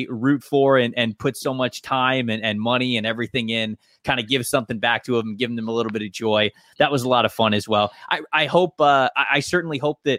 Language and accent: English; Tampa, Florida, United States; I've made so many friends growing up around Tampa